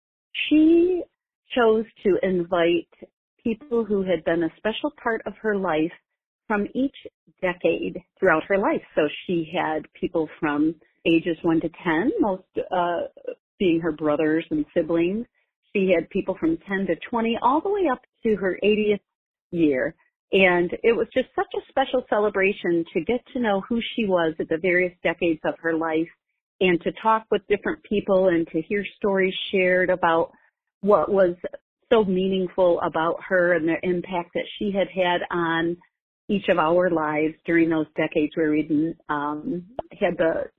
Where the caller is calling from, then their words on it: Novi, Michigan, United States; I'm calling from Novi, Michigan.